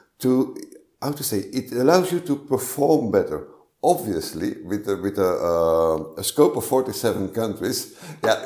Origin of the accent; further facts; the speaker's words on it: Flanders, Belgium; I'm a Belgian. I'm from Flanders, the north part of Belgium, where shyness is often seen as a virtue